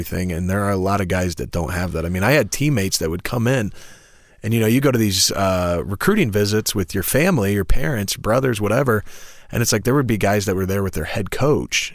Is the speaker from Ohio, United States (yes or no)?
yes; Wauseon, Ohio, United States; moved away; also born or lived in Ann Arbor, Michigan; growing up in Ohio as an Ohio State fan